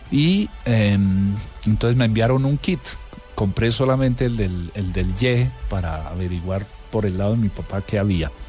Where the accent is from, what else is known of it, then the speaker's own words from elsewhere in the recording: Colombia; Eh, había una cierta familiaridad, siendo yo colombiano, no teniendo aparentemente ascendencia oriental, asiática